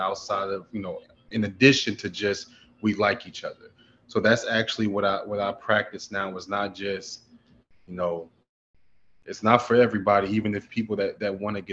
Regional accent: Philadelphia, Pennsylvania, United States; now in Atlanta, United States; I'm from Philly

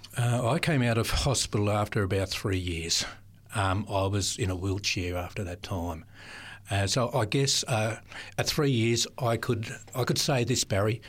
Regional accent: Sydney, New South Wales, Australia; also born or lived in Adelaide; parents moved to Sydney in my early years. Um, lived, uh, in different areas of Sydney, uh, early in the southern suburbs of Sydney

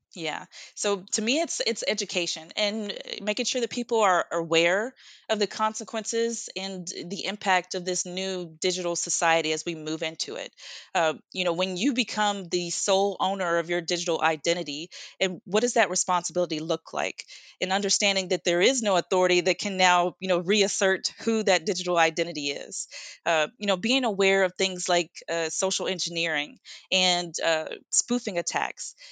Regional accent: United States; I am from the United States

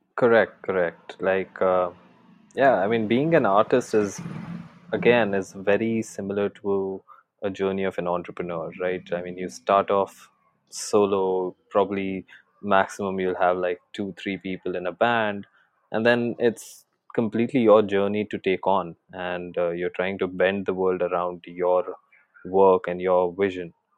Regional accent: Jaipur, Rajasthan, India; moved away as an adult; also born or lived in Mumbai; I had actually shifted back to my hometown, which is in Jaipur, Rajasthan from Mumbai

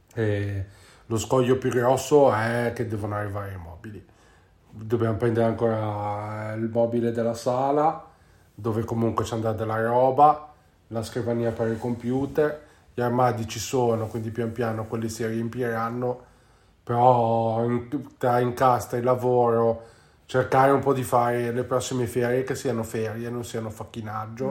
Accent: Genoa, Liguria, Italy; si usa qua dalle nostre parti a Genova

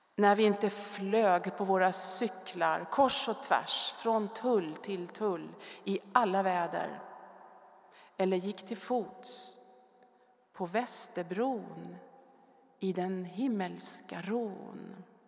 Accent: Stockholm, Stockholm County, Sweden; Jag är född i Stockholm och bodde första fyra åren granne med Bellman på Urvädersgränd, högt uppe på Söders höjder

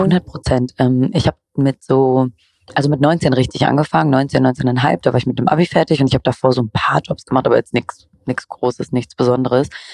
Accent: Cologne, North Rhine-Westphalia, Germany; moved away; nicht die beste Kölnerin, aber ich, mein Herz ist trotzdem noch dort

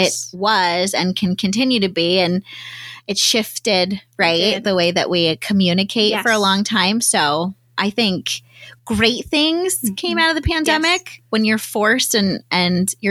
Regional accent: Florida, United States; moved away as an adult; now in Arizona, United States; I grew up in Florida

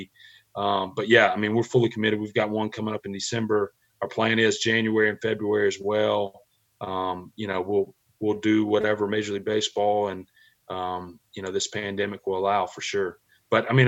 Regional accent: Mississippi, United States; growing up in Mississippi, I grew up an Ole Miss fan

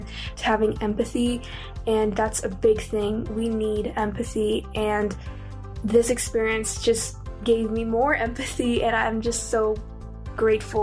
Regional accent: United States; I'm from the United States

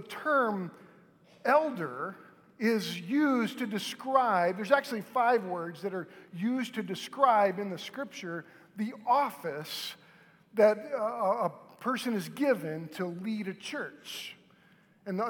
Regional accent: Moore, Oklahoma, United States; I grew up in Moore, and Moore is right between Norman and Oklahoma City.

